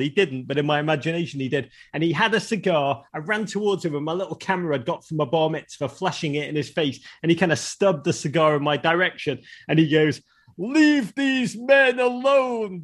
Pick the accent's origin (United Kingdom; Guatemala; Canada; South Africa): United Kingdom; Liverpool, North West England; moved away; I grew up in Liverpool, a, a magnificent city